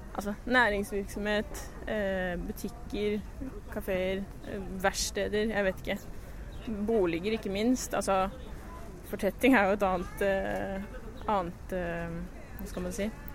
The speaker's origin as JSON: {"language": "Norwegian", "town": "Lillehammer", "region": "Innlandet", "country": "Norway", "tie": "born or raised there", "also_born_or_lived": "Aarhus, Denmark", "moved": "as an adult", "said": "byen, hjembyen min"}